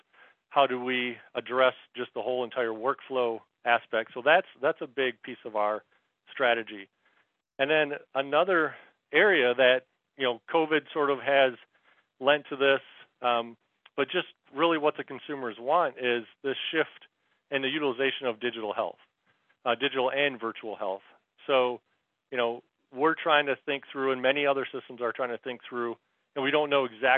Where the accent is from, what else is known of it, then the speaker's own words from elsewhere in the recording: Michigan, United States; moved away as an adult; also born or lived in Charlotte, North Carolina; now in Marietta, United States; I was born and raised in Michigan